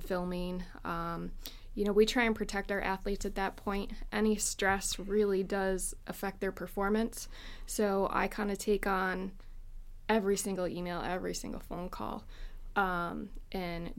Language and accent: English; Syracuse, New York, United States; Born and raised in Syracuse.